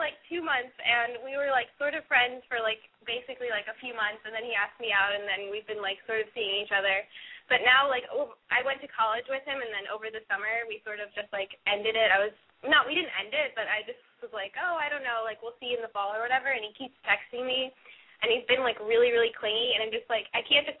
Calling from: Austin, Texas, United States; I'm calling with my friend …, and we're from Austin, Texas, and we're both 19.

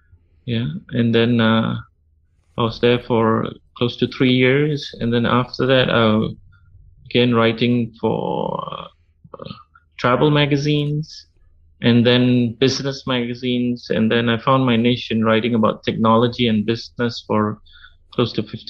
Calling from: Malaysia; I'm calling in from Malaysia. It's about 11 p.m. right now. I'm in a neighborhood where there are a lot of people who like to celebrate the festivals that happen here almost regularly every 2 or 3 months.

